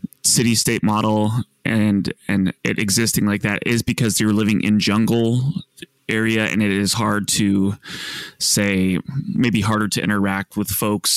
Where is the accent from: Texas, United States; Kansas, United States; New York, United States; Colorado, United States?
Colorado, United States; I grew up in Colorado of all places